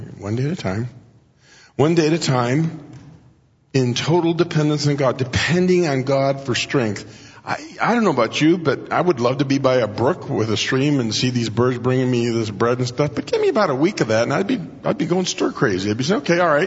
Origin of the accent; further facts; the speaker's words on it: Mexico; moved away; When I grew up in Mexico